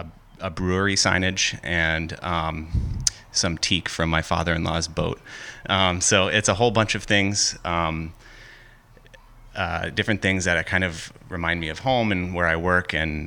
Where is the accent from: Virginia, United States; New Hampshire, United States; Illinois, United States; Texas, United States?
New Hampshire, United States; Hampton Falls; I'm from Hampton Falls, New Hampshire.